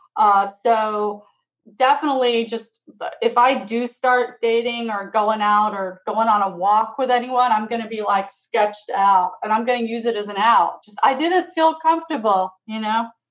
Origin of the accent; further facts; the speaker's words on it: Florida, United States; also born or lived in England; I'm from England. I grew up in Florida